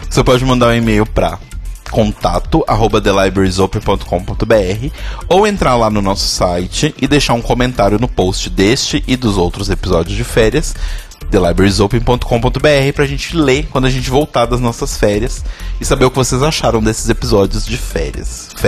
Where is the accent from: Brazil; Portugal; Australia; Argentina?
Australia; Porque eu sou australiana e, tipo, bicho, você assiste o programa?